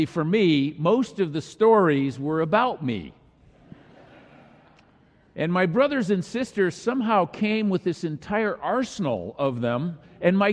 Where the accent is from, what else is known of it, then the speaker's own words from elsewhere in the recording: Minnesota, United States; moved away; our family gathered for a family reunion in my home state of Minnesota